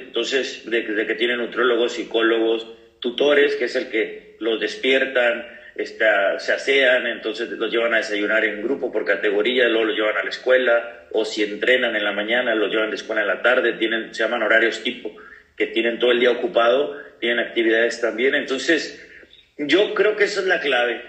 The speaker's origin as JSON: {"language": "Spanish", "town": "Ciudad Victoria", "region": "Tamaulipas", "country": "Mexico", "also_born_or_lived": "Costa Rica / Uruguay / Pachuca / Cancún", "moved": "as an adult", "said": "ahorita estoy aquí en, Tamaulipas, en Ciudad Victoria, en mi tierra"}